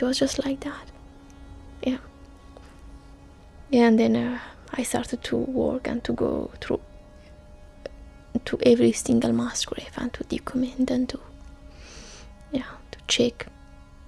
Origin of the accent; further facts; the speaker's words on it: Sinjar, Nineveh, Iraq; moved away as an adult; also born or lived in Turkey; now in Geneva, Switzerland; my hometown, my village that I grew up